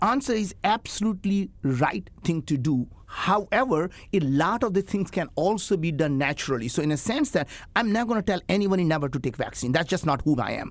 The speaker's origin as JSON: {"language": "English", "country": "India", "tie": "born or raised there", "second_language": "English", "moved": "yes", "said": "I grew up in India"}